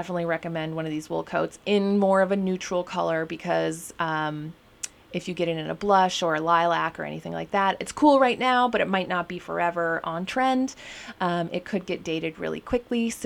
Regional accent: Minnesota, United States; now in Portland, United States; I'm from Minnesota

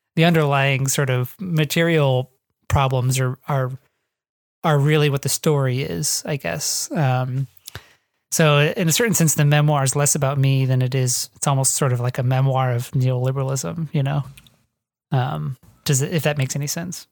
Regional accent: northwest Ohio, United States; moved away; I grew up in the northwest Ohio, which is sort of the flat, boring farmland part

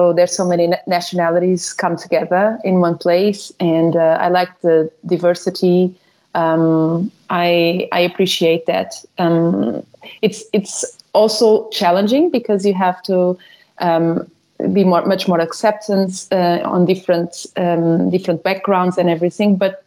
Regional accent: Lisbon, Portugal; moved away as an adult; now in Dubai, United Arab Emirates; originally I'm from Lisbon, born and raised

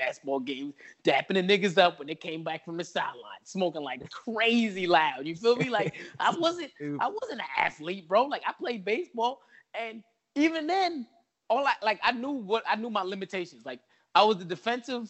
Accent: New York, United States; I'm from New York

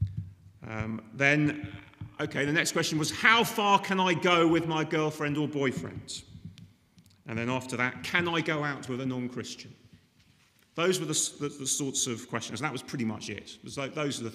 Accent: United Kingdom; I'm British

